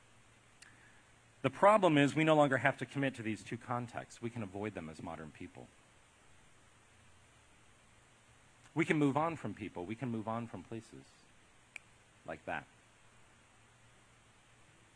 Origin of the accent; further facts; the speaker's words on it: Ohio, United States; also born or lived in Southern California; now in Columbia, United States; I grew up in Ohio and I lived in California and now I'm here